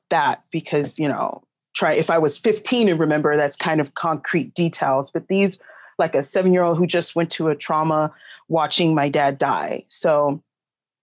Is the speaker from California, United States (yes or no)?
yes; Long Beach, California, United States; I'm from Long Beach, California